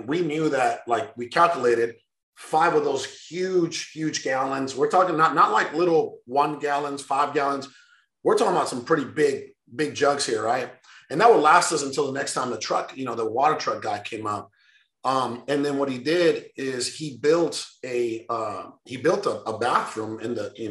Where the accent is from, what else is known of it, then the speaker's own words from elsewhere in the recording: Sonora, Mexico; moved away; I was born in Mexico, in northern part, Sonora